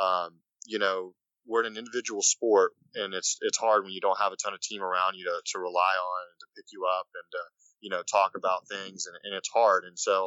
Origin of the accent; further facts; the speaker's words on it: Shreveport, Louisiana, United States; I was born in Shreveport, Louisiana, which is only about a 5.5 hour drive to Memphis